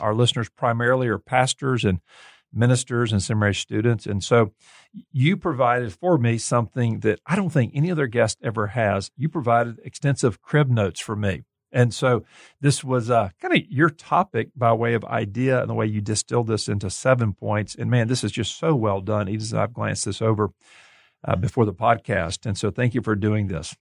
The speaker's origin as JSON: {"language": "English", "region": "Gulf Coast", "country": "United States", "moved": "yes", "lives_now": "Kansas City, United States", "said": "I'm from the Gulf Coast"}